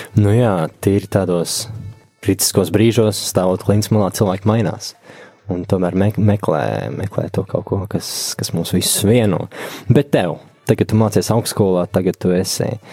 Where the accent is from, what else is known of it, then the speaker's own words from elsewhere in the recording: Valka, Vidzeme, Latvia; esmu no Valkas, kur es dzīvoju pilsētā desmit gadus bez baznīcas